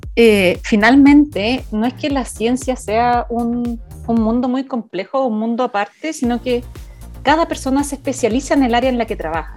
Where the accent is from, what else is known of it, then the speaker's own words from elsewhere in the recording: Coyhaique, Aysén, Chile; moved away as an adult; also born or lived in Santiago, Chile / New Zealand; soy, soy una coyaiquina, primero que nada. Recién coyaique. Eh, hasta los 17 años